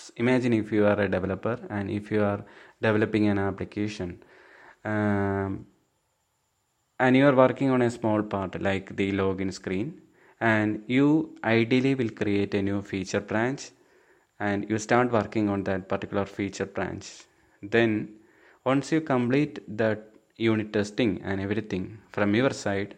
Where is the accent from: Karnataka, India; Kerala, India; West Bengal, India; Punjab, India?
Kerala, India; Thiruvananthapuram; I'm from Thiruvananthapuram, Kerala state.